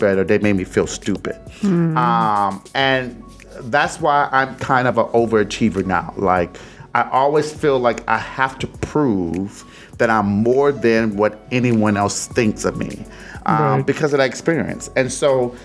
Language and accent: English; Detroit, Michigan, United States; moved away; I was born in Detroit, 313, Burlingame, Hamilton